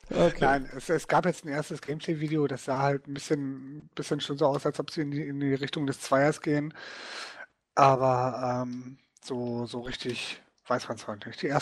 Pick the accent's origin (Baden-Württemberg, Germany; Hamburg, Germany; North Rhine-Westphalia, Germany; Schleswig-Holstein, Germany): North Rhine-Westphalia, Germany; Dortmund; eine Gruppe von Leuten hier in meiner Heimatstadt Dortmund, die sich dann getroffen haben